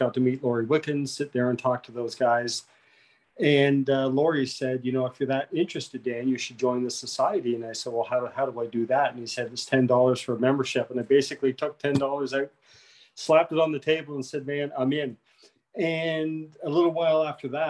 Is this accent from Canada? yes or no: yes; Digby, Nova Scotia, Canada; moved away as an adult; now in Yarmouth, Canada; I'm from Digby, but I moved down to Yarmouth 8 years ago.